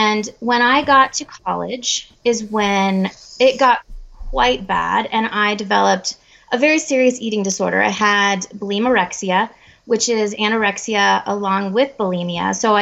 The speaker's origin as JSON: {"language": "English", "region": "Colorado", "country": "United States", "said": "I'm from Colorado in the United States"}